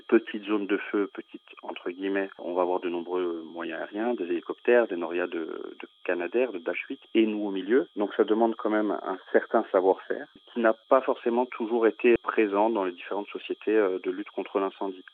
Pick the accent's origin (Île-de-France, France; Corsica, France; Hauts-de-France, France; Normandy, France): Corsica, France; je suis corse d'origine